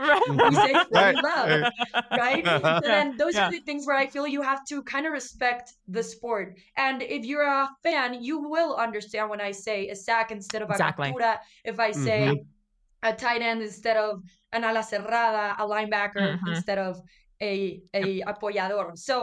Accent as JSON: {"language": "English", "region": "northern Mexico", "country": "Mexico", "accent": "northern Mexican", "lives_now": "Mexico City, Mexico", "said": "And then I have like a northern accent. It's just kind of mixed all over the place because I also live in Mexico City."}